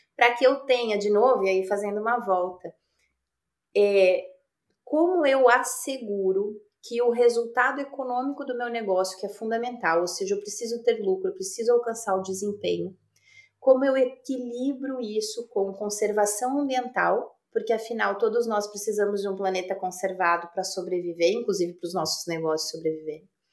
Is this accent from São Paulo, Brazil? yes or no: no; Passo Fundo, Rio Grande do Sul, Brazil; moved away; Sou gaúcha de Passo Fundo